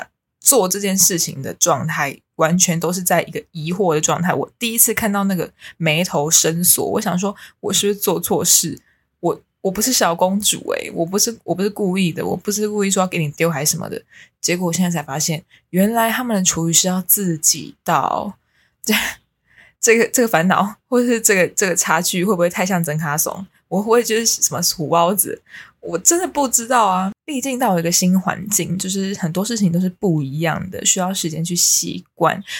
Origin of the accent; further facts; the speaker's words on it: New Taipei, Taiwan; moved away as an adult; now in Taipei, Taiwan; 因为我是新北人。